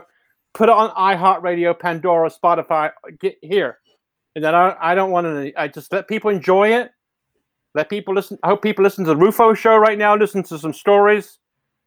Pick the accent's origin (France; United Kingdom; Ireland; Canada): United Kingdom; England; now in Santa Cruz, United States; I'm from England